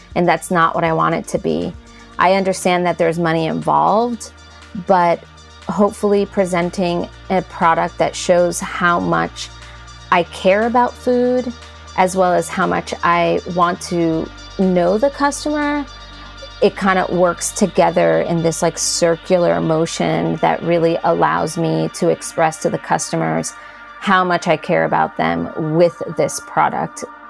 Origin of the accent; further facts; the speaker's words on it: New York, United States; now in Asheville, United States; as a New Yorker living in New York